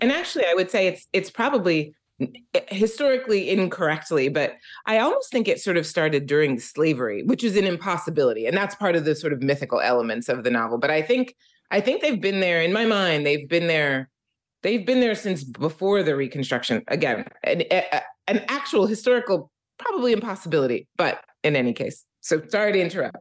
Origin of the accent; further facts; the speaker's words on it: Philadelphia, Pennsylvania, United States; I am from Philadelphia, and I grew up in Philadelphia